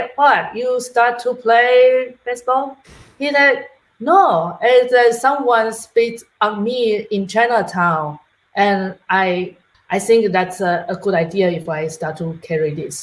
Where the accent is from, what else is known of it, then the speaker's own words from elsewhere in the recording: Taiwan; now in New York, United States; I'm from Taiwan. I have family over there.